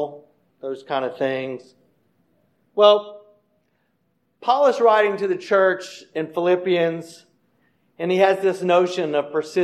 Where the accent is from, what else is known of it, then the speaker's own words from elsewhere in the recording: United States; moved away; I grew up over on Sedgefield Street